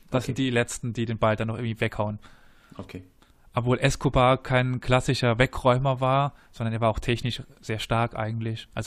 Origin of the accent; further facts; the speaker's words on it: Cologne, North Rhine-Westphalia, Germany; Ja, als das Kölner muss man